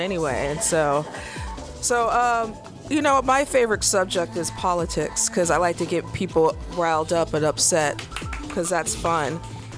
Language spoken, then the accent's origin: English; Missouri, United States; I'm from Missouri